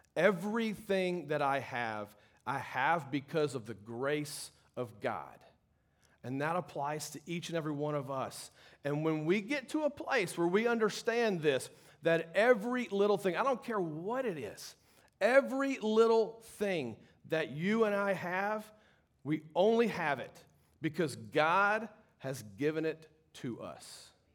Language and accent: English; Baton Rouge, Louisiana, United States; I grew up in Baton Rouge